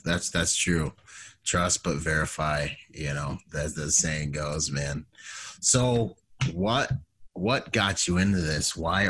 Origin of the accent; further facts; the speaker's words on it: Bahamas; moved away; where I'm from, like, I mean, the Marine Corps, or even where I grew up in the Bahamas, is a third world country.